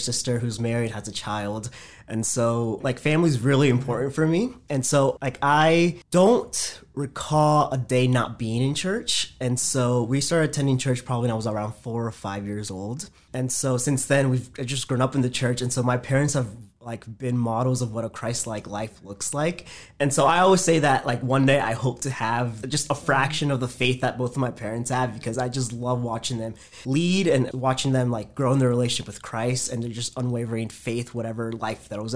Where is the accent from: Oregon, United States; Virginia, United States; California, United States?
Virginia, United States; Woodbridge; also born or lived in Fairfax, Virginia / Fredericksburg, Virginia; I was born in Fairfax, Virginia, so just northern Virginia. Both of my parents are from Honduras, and so I'm a first generation Honduran American. So we grew up there. I spent most of my childhood in the Woodbridge area